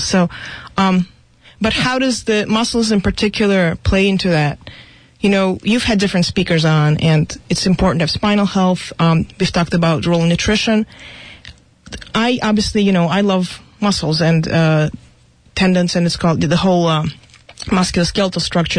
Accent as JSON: {"language": "English", "country": "Russia", "tie": "born or raised there", "moved": "yes", "said": "I was going to be a ballerina because I grew up in Russia"}